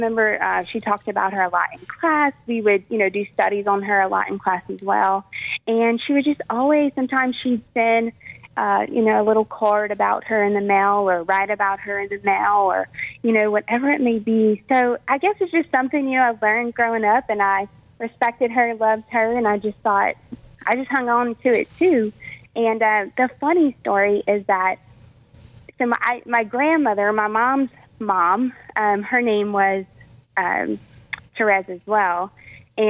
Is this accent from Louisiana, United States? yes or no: yes; Eunice, Louisiana, United States; I'm originally from Eunice, Louisiana, and I went to St. Ed's as a St. Ed's Catholic school as a child